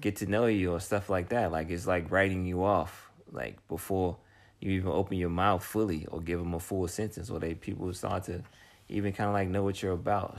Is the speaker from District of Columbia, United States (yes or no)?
yes; Washington, District of Columbia, United States; I'm from Washington, D.C., D.C. proper